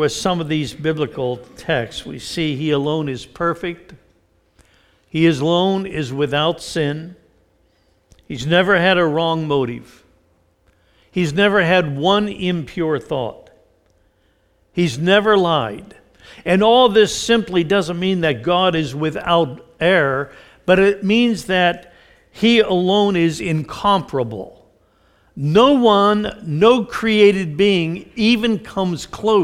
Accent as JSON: {"language": "English", "town": "Mount Lebanon", "region": "Pennsylvania", "country": "United States", "tie": "born or raised there", "said": "I was raised in the Presbyterian Church in Mount Lebanon outside of Pittsburgh"}